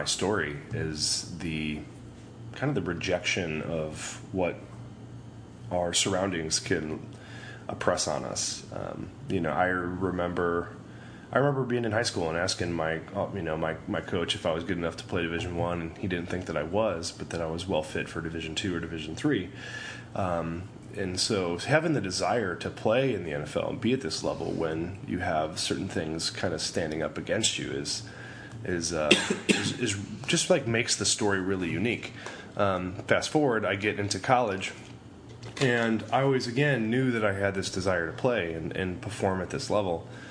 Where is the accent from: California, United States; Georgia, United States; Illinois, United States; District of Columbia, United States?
Illinois, United States; outside Chicago; moved away as an adult; also born or lived in northwest Nebraska; I grew up outside Chicago in a small farming community.